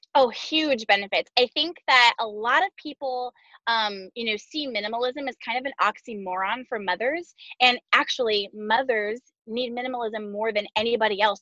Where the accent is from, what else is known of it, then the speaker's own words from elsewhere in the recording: Southern California, United States; moved away as an adult; also born or lived in Arkansas; we moved to Arkansas from Southern California, which is where we were both born and raised, and where we just moved back to right now